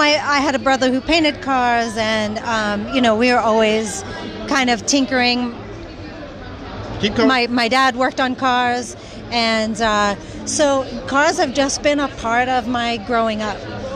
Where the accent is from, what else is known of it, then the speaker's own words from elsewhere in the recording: Long Island, New York, United States; I'm from Long Island. Long Island was very rich in motorsports.